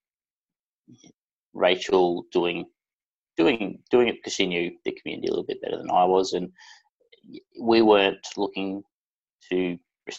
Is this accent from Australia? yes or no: yes; Brisbane, Queensland, Australia; I'm from Brisbane in Queensland, Australia.